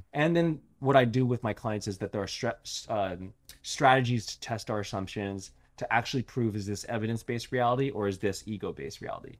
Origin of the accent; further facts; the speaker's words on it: Los Angeles, California, United States; I grew up in L